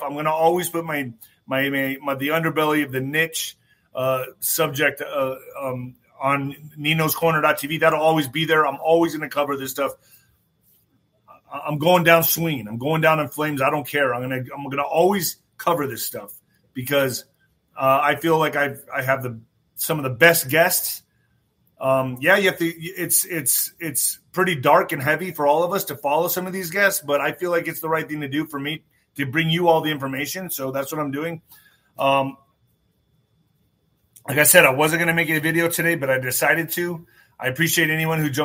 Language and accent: English; United States